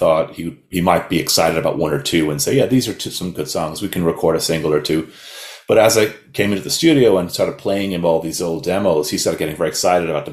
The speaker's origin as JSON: {"language": "English", "town": "Dalkey", "region": "Leinster", "country": "Ireland", "tie": "born or raised there", "also_born_or_lived": "west of Ireland / Kildare", "moved": "as an adult", "lives_now": "New York, United States", "said": "since the mid-80s, I grew up in a small town on the sea called Dalkey"}